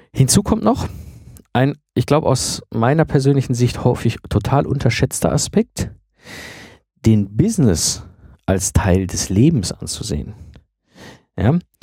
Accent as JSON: {"language": "German", "country": "Germany", "said": "für uns als Deutsche"}